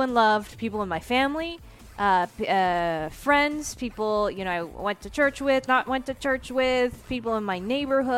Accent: United States; as an American

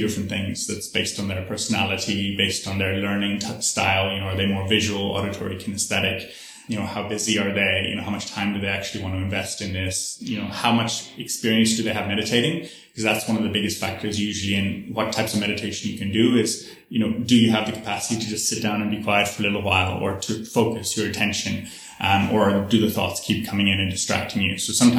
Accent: Ireland; I'm originally Irish, so I grew up in a Catholic tradition, you know, and in Catholicism, we pray, you know, we go to church and we pray every night.

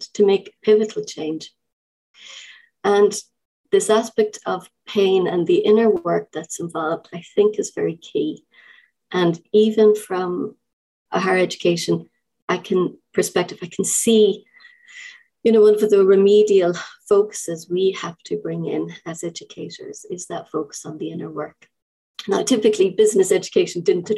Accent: Ireland; now in United Kingdom; I'm an Irish person living in the UK.

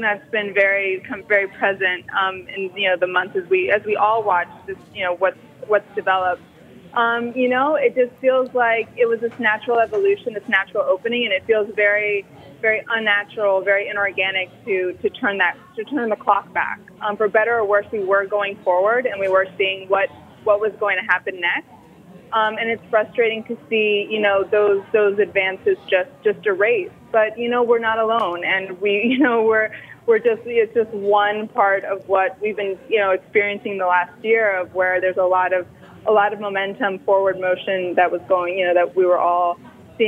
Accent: Miami, Florida, United States; moved away as an adult; also born or lived in New York City, United States; I grew up in Miami and lived for 22 years in New York

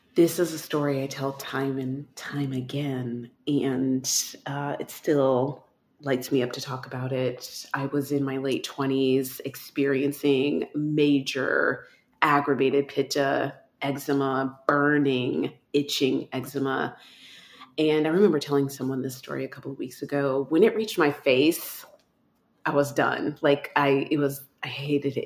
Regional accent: Texas, United States; moved away; I grew up in Texas

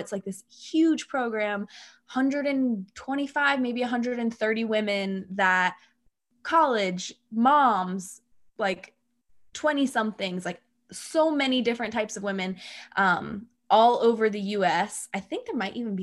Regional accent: New Jersey, United States; moved away as an adult; now in Austin, United States; I'm from New Jersey, but I just recently moved to Austin

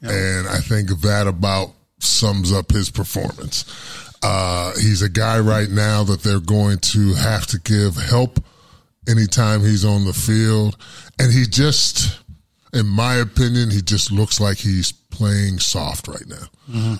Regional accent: Pittsburgh, Pennsylvania, United States; moved away; I'm from Pittsburgh

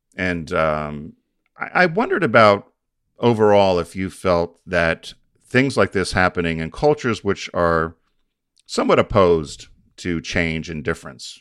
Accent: United States; I'm an American

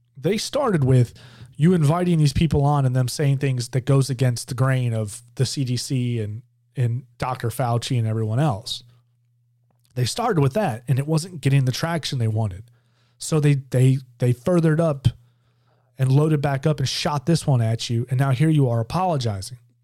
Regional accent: Georgia, United States; my home state of Georgia

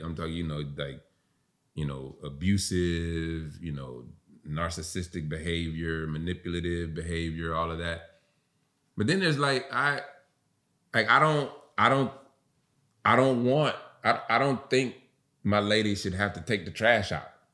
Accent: the South, United States; I was raised in the South

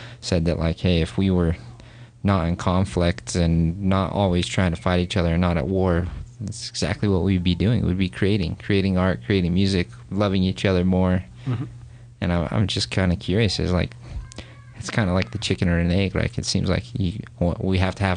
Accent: Orem, Utah, United States; I grew up here in Utah and grew up in Orem, Utah County, grew up Mormon

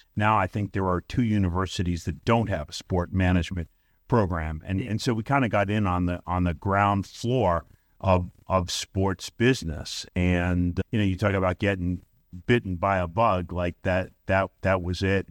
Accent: Brooklyn, New York, United States; moved away as an adult; also born or lived in Staten Island, New York; now in St. Louis, United States; I grew up in Brooklyn, New York

